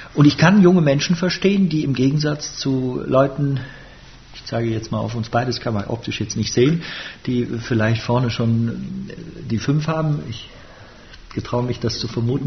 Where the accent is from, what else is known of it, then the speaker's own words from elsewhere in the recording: Bonn, North Rhine-Westphalia, Germany; ich bin im Rheinland geboren, ich bin in Bonn geboren und ich bin auch ein Rheinländer